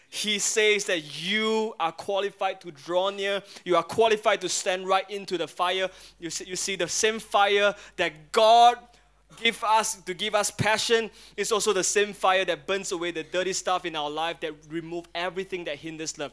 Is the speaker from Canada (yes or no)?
no; Singapore; as a Singaporean, yellow skin, Asian, Singaporean boy there